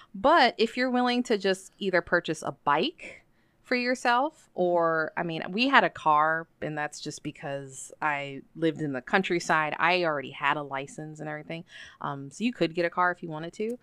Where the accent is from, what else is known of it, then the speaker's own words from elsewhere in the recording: United States; moved away as an adult; also born or lived in Nobeoka, Miyazaki, Japan / Yamanashi, Japan / Chiba, Japan / Saitama, Japan; I was working in Kyushu, then I went back to the States